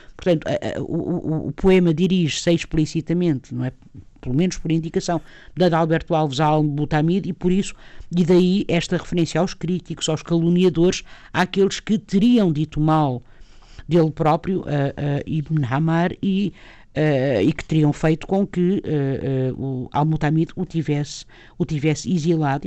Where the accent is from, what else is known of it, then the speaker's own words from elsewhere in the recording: Lisbon, Portugal; eu própria sou do Sul, não é? Sou de, de Lisboa